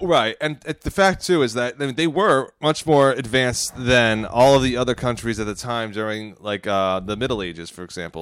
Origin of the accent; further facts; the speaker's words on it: United States; I'm an American